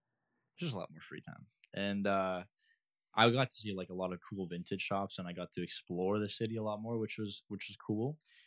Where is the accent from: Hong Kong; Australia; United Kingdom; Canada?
Canada; I'm a Canadian citizen.